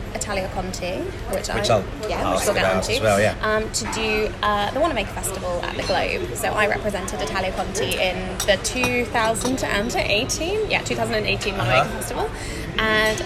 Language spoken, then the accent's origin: English; Shaftesbury, South West England, United Kingdom; moved away; I was born and bred in Dorset